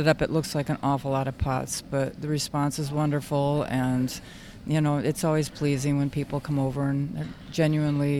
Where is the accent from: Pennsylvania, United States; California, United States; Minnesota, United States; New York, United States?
Minnesota, United States; Red Wing; I am from Red Wing, Minnesota, which is 60 miles south of Minneapolis, St. Paul